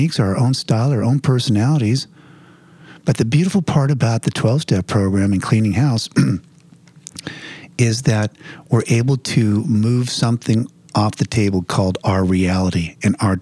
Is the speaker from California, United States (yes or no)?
no; New Jersey, United States; also born or lived in Los Angeles area; now in Los Angeles, United States; I'm from New Jersey